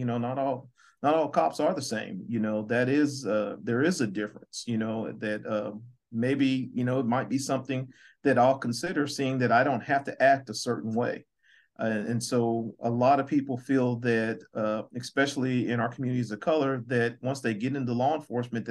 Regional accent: Muskogee, Oklahoma, United States; now in Missouri, United States; I'm originally from Muskogee, Oklahoma

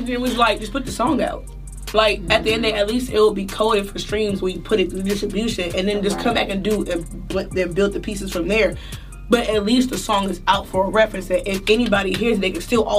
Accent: Maryland, United States; moved away; And I'm from Maryland, so I'm from the DMV

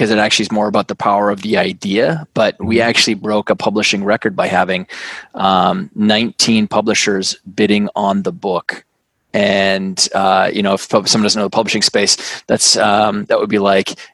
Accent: Canada; now in New York City, United States; I'm Canadian. I grew up on a big farm and ranch up in uh, in Canada. Uh, you know, moved all around the world, and, and now live in New York City.

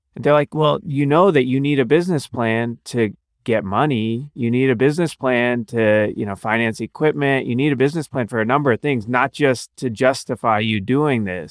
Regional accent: Cincinnati, Ohio, United States; also born or lived in Akron, Ohio / Cleveland, Ohio / New Orleans, Louisiana / Chicago, Illinois; now in Columbus, United States; So I grew up in Ohio, Cincinnati

